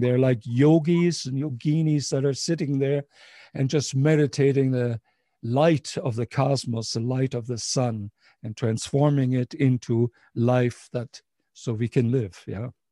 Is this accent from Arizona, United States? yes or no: no; Ohio, United States; when I grew up in Ohio